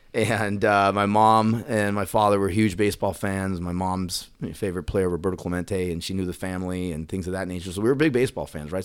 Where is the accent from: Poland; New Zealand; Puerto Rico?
Puerto Rico; now in Dallas, United States; growing up in Puerto Rico, you know, I was young when I was there